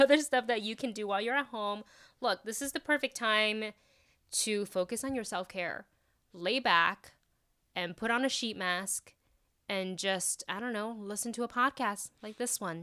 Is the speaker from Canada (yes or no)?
no; Taiwan; moved away; I grew up watching shows in Taiwan